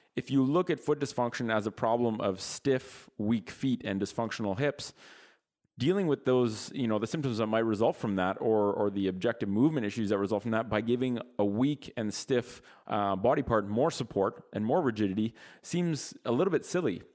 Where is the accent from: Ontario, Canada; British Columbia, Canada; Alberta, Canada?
Ontario, Canada; Ottawa; we're from Ottawa, which is the capital of Canada